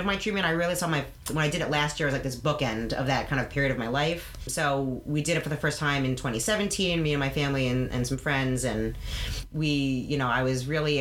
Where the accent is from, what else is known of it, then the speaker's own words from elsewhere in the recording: New York, United States; now in Massachusetts, United States; my family, we're from New York